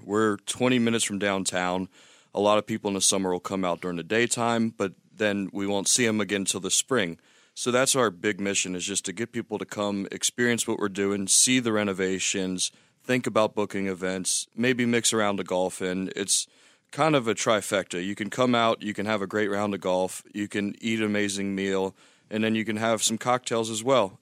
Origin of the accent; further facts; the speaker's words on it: Louisiana, United States; now in Bellingham, United States; Born and raised in Louisiana, and then moved back when I was thirty for five years as well